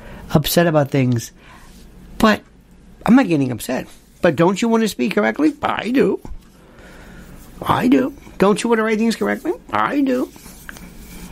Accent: United States; I'm American.

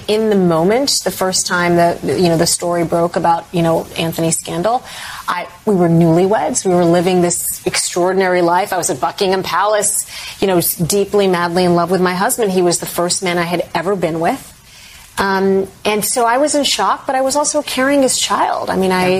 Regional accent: Saudi Arabia; now in United States; one of the reasons I liked growing up in the Middle East

